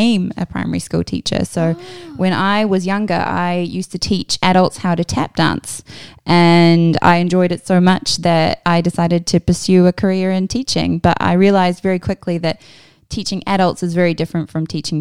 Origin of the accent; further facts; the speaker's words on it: New Zealand; moved away; I am from a little country at the bottom of the world called New Zealand. Yeah, that's my home.